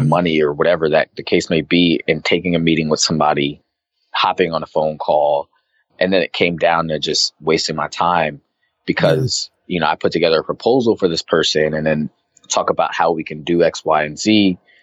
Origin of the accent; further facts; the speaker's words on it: Arizona, United States; moved away as an adult; now in New York, United States; I grew up in Arizona